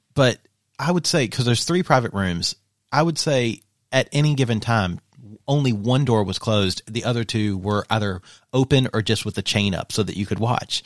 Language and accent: English; Eastern Kentucky, United States; I'm from Eastern Kentucky